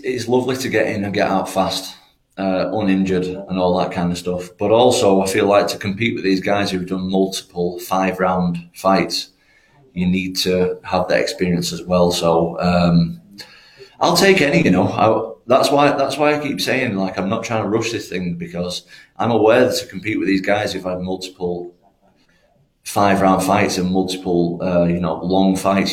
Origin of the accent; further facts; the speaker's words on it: Manchester, North West England, United Kingdom; I'm not actually from Liverpool. I just train in Liverpool. I'm from Manchester